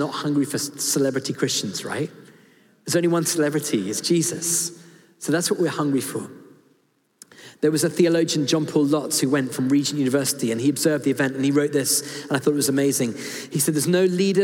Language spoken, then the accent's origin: English; United Kingdom; I'm British and I've been to public school